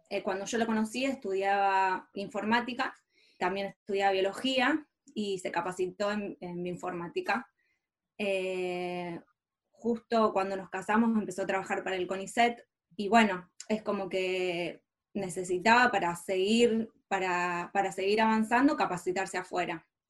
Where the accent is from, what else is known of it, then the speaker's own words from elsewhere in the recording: Rosario, Santa Fe, Argentina; moved away as an adult; now in Barcelona, Spain; nací en Rosario, una ciudad muy tradicional